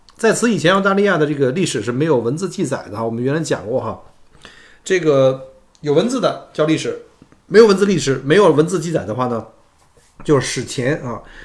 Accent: China; now in Melbourne, Australia; 我们中国人熟悉的双十一

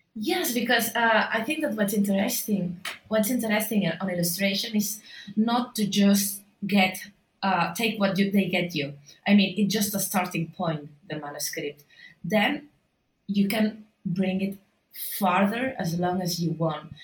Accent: Barcelona, Catalonia, Spain; I'm an illustrator from Barcelona

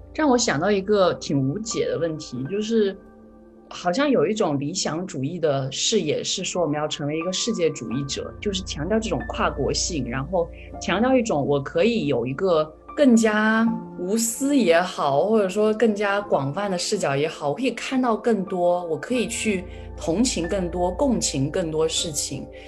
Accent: China; now in United States; 因为我是中国人

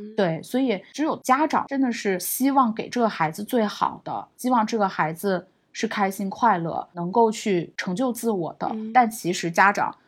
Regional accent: China; moved away; also born or lived in New York; 后面我回国之后呢，我是一八年回国的嘛

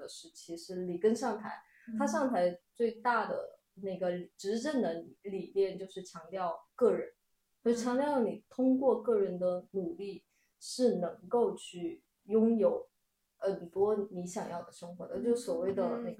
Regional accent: Chongqing, China; 我是个重庆人，Barbie 是要用儿化音的。

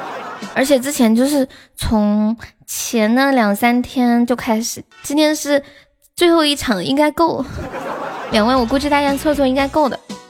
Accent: Sichuan, China; 当当当当当当当，我是四川的。

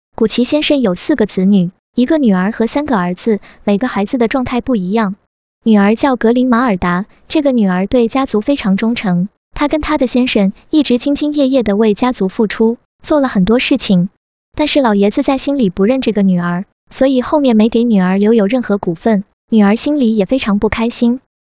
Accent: China; 我们中国人

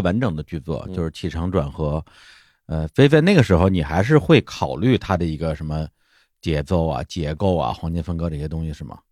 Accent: Beijing, China; moved away as an adult; also born or lived in Dali; 北京是我的爸妈、亲人嗯。、朋友、公司的所在的这么一个城市

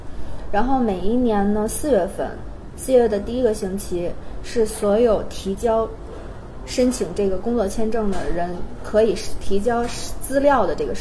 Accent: China; 然后我我就会，其实我数学不好的，然后我就很无奈的说：“你们好，我是中国人，但

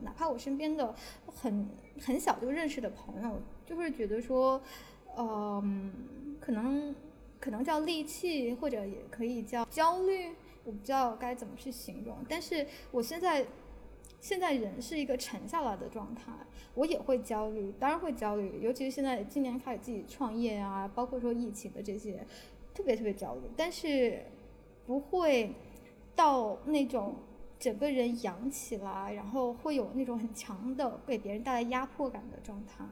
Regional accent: China; moved away as an adult; also born or lived in Beijing; now in Bangkok, Thailand; 我不是很典型的中国人

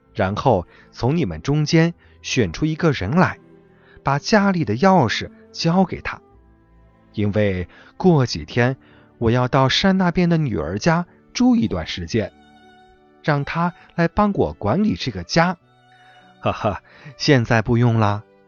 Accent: Chengdu, Sichuan, China; 我来自成都

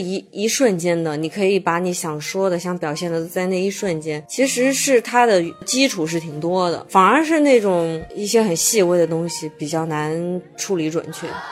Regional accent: Hubei, China; moved away; 因为我是湖北人嘛，我们来到北京或者上海，呃，都是因为心中有梦嘛，然后成为一个北漂

